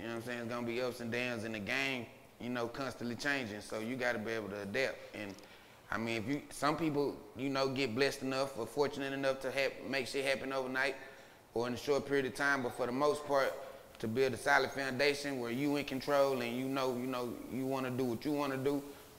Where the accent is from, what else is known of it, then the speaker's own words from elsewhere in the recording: Dallas, Texas, United States; Even when niggas used to go to the county, they, where you from, Black East Dallas? I was like, nah, I'm from North Dallas.